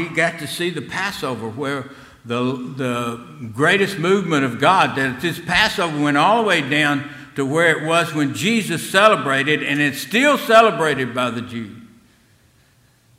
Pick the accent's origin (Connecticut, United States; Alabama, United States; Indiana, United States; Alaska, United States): Alabama, United States; Selma; being in Selma in that time of life was a great time to be there.